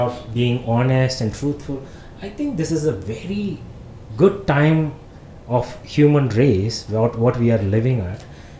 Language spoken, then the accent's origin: English; Madurai, Tamil Nadu, India; moved away; I am from Madurai